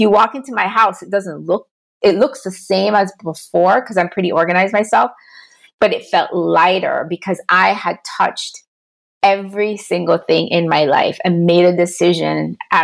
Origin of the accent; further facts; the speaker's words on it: Jamaica; now in United States; I'm from Jamaica originally